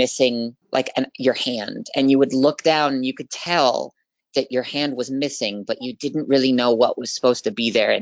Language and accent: English; Vancouver, Washington, United States; I am 21 years old, and I am from Vancouver, Washington.